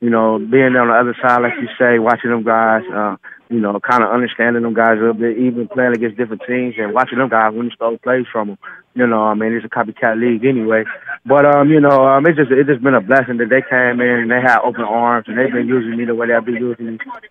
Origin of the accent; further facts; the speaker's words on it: Cleveland, Ohio, United States; Yeah, I'm from Cleveland, but he's born and raised.